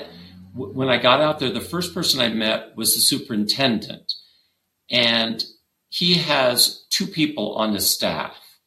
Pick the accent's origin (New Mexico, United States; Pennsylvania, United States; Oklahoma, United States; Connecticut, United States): New Mexico, United States; Santa Fe; actually, I'm from Santa Fe